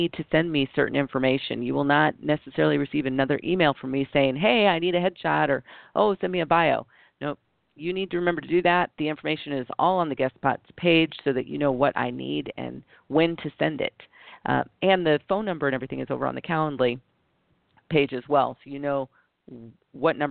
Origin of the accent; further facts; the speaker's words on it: United States; being biracial and growing up in the United States